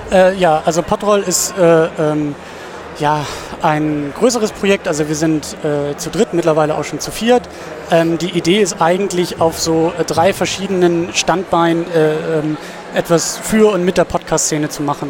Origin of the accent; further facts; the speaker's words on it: Husum, Schleswig-Holstein, Germany; now in Kiel, Germany; ich komme aus Husum